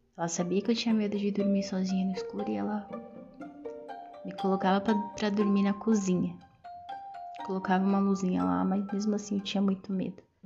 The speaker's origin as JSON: {"language": "Portuguese", "town": "São Bernardo do Campo", "region": "São Paulo", "country": "Brazil", "tie": "born or raised there", "said": "lá em São Bernardo do Campo, que foi aonde eu nasci"}